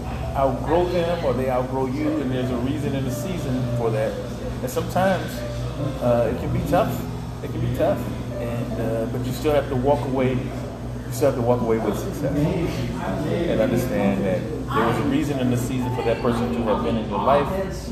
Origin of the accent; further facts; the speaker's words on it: Cleveland, Ohio, United States; So the challenges of the Navy, the challenges of growing up in Cleveland, just